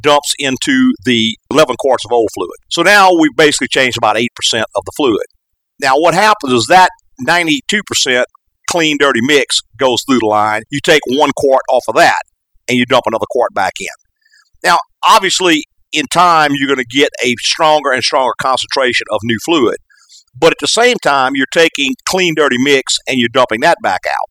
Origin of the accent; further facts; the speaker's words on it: the South, United States; accent: Southern; I'm from South